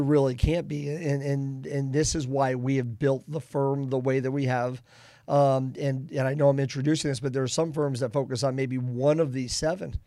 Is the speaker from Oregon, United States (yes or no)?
no; Boston, Massachusetts, United States; now in Kansas City, United States; I'm from the Boston area.